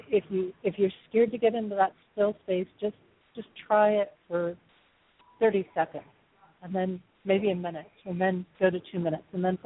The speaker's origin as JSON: {"language": "English", "region": "California", "country": "United States", "tie": "born or raised there", "also_born_or_lived": "Texas", "accent": "southern", "said": "growing up in California on the coastlines"}